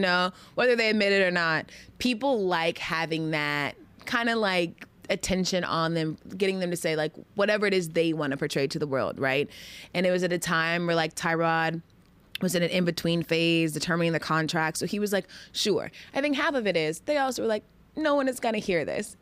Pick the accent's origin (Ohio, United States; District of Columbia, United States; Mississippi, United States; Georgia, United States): Georgia, United States; moved away as an adult; I lived in Georgia since I was six until I went off to college